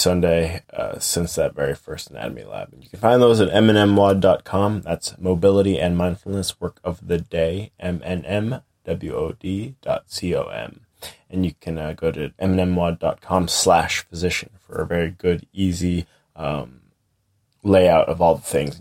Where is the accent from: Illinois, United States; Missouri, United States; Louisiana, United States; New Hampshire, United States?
New Hampshire, United States; moved away as an adult; also born or lived in Boston; now in Coopersburg, United States; I grew up in New Hampshire